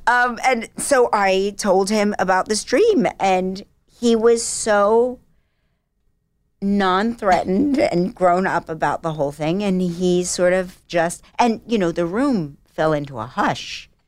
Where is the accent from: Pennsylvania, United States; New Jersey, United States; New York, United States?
New Jersey, United States; I was from the South of Jersey.